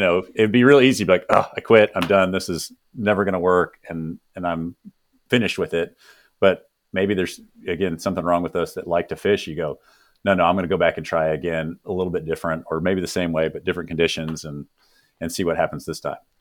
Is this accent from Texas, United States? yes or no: yes; Texas, United States; growing up in the South here in Texas